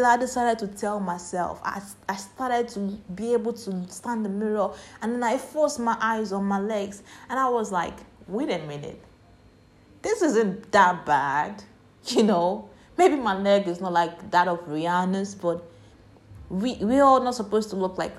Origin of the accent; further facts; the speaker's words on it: Nigeria; I grew up in Nigeria.